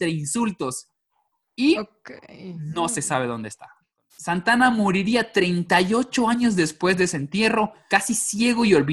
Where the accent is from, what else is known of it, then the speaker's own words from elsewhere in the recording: Mexico; yo soy de provincia.